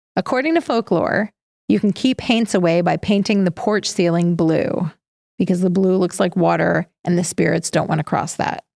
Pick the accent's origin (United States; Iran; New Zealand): United States; Appalachia; now that I am officially Appalachian.